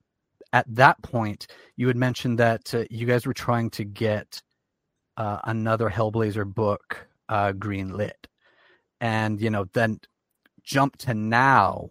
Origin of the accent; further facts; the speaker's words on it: Canada; I'm Canadian